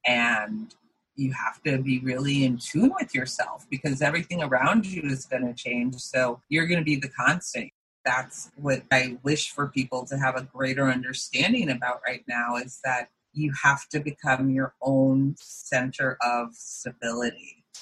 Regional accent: Boulder, Colorado, United States; moved away; we're both from Boulder, Colorado, and we grew up dancing together

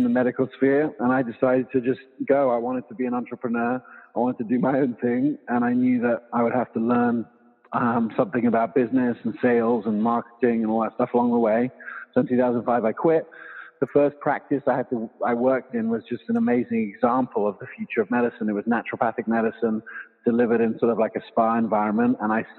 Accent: England, United Kingdom; also born or lived in South Africa / Loveland, United States; now in United States; And so I was born here, but I grew up in England and South Africa.

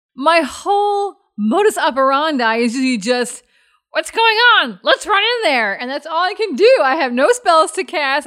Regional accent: Chicago area, Midwest, Illinois, United States; accent: Midwest; I was raised in the Midwest by a Texan dad, so he has quite a pronounced Texas drawl. Then I have a Midwest accent thrown in there, and I, and it was the Chicago area

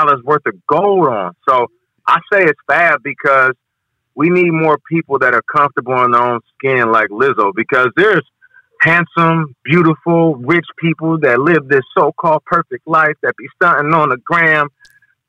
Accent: Seattle, Washington, United States; now in New York, United States; I'm from Seattle

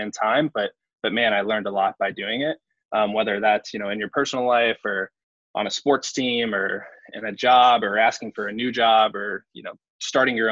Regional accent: Huntsville, Alabama, United States; moved away as an adult; also born or lived in North Carolina; now in New York, United States; born and raised in Huntsville

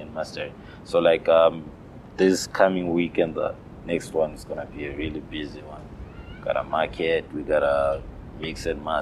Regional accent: Zimbabwe; moved away as an adult; now in South Africa; I'm from Zimbabwe

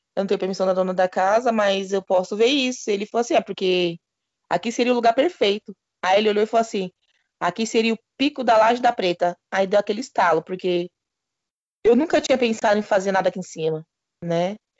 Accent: São Paulo, Brazil; eu sou da quebrada

